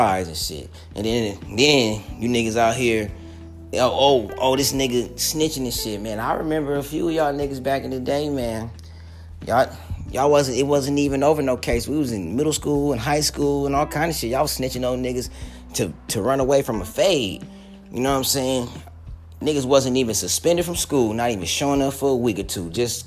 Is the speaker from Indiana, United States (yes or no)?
no; Long Beach, California, United States; I'm from Long Beach